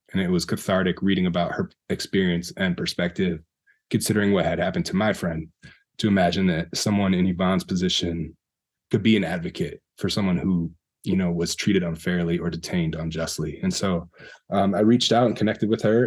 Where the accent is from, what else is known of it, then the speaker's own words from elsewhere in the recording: Wisconsin, United States; also born or lived in Madison, Wisconsin / Milwaukee, Wisconsin; I grew up in Wisconsin